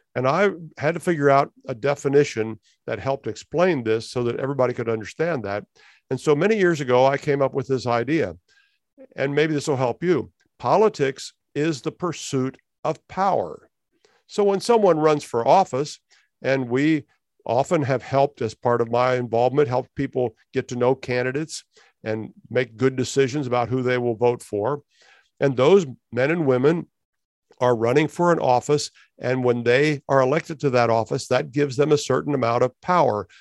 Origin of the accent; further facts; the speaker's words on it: United States; moved away as an adult; also born or lived in Canada; as an American, having grown up in the United States